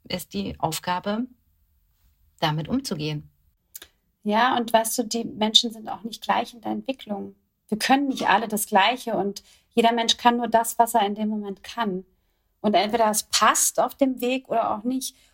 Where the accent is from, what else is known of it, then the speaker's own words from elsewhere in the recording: Kronberg, Hesse, Germany; in einer Airbnb-Wohnung in meiner alten Heimat in Kronberg